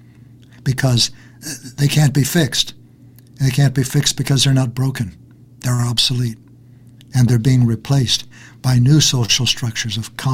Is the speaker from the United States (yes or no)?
yes; Kansas, United States; also born or lived in Texas; I was born in Texas and brought up in Kansas